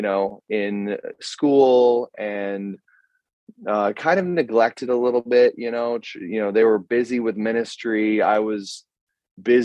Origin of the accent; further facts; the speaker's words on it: Greeley, Colorado, United States; moved away as an adult; also born or lived in Brazil; now in Germany; I grew up in Colorado, in northern Colorado, a town called Greeley. I was born there.